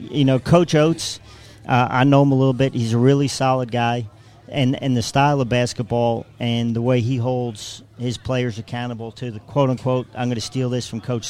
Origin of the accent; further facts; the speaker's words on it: Long Island, New York, United States; moved away as an adult; also born or lived in Queens / Manhattan; now in Tuscaloosa, United States; Born in Queens, raised on Long Island, and moved here from Manhattan.